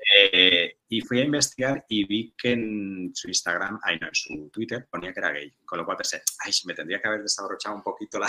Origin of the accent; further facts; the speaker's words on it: Tortosa, Catalonia, Spain; que yo soy de Tortosa